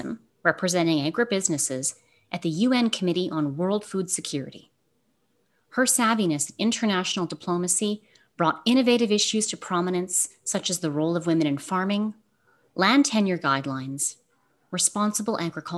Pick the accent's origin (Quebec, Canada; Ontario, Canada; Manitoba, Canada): Manitoba, Canada; Winnipeg; just outside of my hometown of Winnipeg